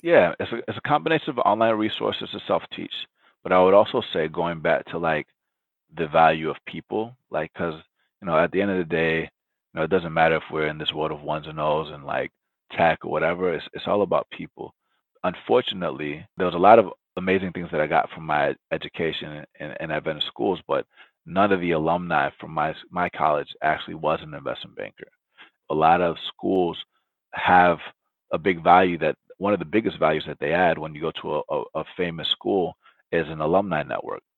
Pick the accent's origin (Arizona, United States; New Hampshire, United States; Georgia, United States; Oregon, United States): Georgia, United States; Atlanta; first language Spanish; English is a second language; also born or lived in Loma Linda, California; I was born in Loma Linda, California. Um, I moved to Atlanta when I was four years old. No, when I was one year old